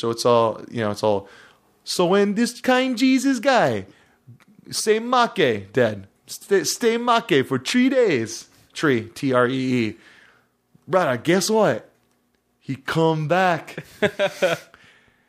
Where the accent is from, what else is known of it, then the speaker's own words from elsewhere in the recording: Hawaii, United States; moved away; when I was growing up in Hawaii